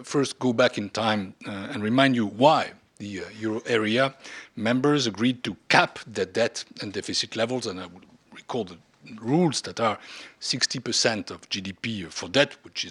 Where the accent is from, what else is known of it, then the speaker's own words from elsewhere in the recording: France; my home country, France